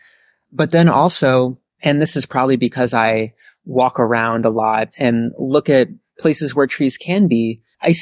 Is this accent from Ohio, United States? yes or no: no; Lewisburg, Pennsylvania, United States; also born or lived in Northfield, Minnesota / Lund, Sweden; I grew up in Lewisburg, Pennsylvania, and that's where I currently live